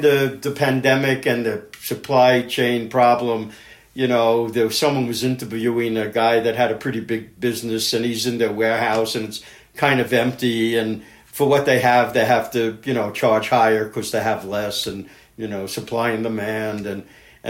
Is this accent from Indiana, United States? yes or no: no; New York City, New York, United States; moved away; I'm from Brooklyn